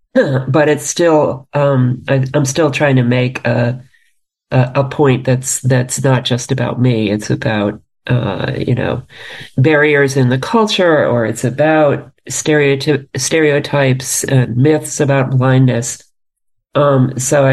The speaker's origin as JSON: {"language": "English", "town": "New York City", "region": "New York", "country": "United States", "tie": "born or raised there", "said": "I grew up in New York City"}